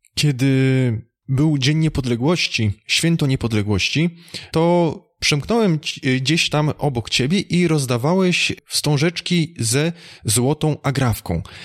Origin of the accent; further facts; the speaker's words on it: Opole Voivodeship, Poland; pochodzę mniej więcej z tamtych okolic, województwo opolskie